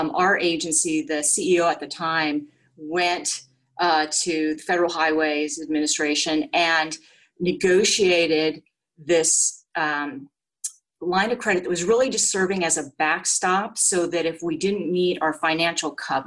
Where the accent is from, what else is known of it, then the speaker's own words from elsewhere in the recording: Orange County, California, United States; I grew up in Orange County